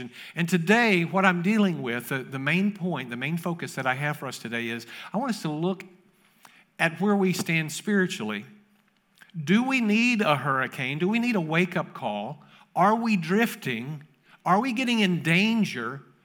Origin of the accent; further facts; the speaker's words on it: Kentucky, United States; moved away; I grew up in Kentucky